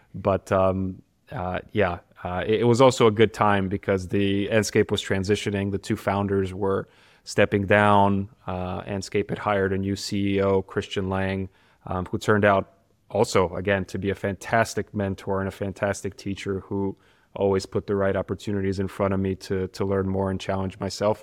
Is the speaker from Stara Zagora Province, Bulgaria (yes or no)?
no; Sofia, Sofia City, Bulgaria; also born or lived in United States; now in Karlsruhe, Germany; my hometown, which is Sofia, Bulgaria